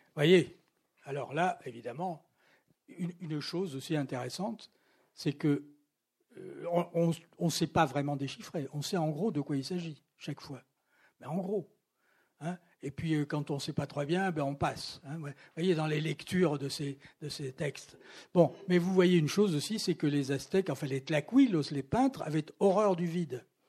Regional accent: Toulouse, Occitania, France; moved away; also born or lived in Paris; dans ma ville natale, où je n'étais pas venu depuis très longtemps

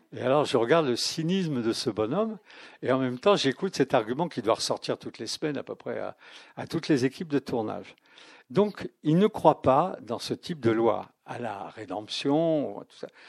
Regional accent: France; Je ne suis pas chrétien, mais je suis français

